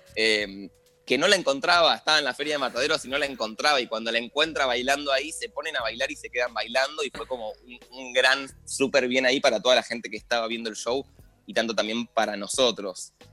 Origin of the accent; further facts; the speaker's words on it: Argentina; como argentino